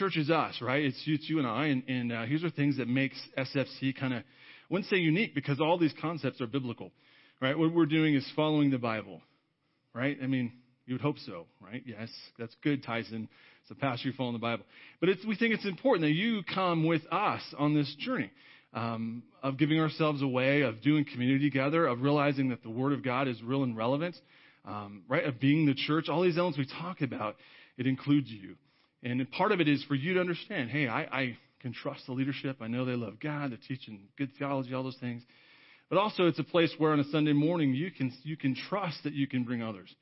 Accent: California, United States; growing up in California

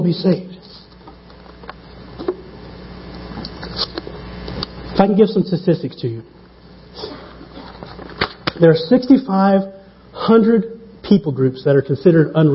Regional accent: small town in the Bible Belt, United States; now in Stapleton, Denver, United States; My hometown, 3,500 people, 35 churches. 1 to 100 ratio. Not too bad. Buckle of the Bible belt.

